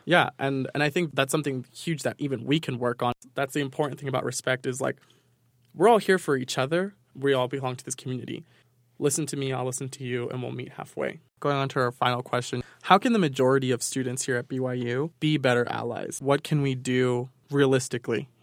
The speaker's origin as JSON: {"language": "English", "region": "New York", "country": "United States", "tie": "born or raised there", "moved": "yes", "said": "growing up in New York"}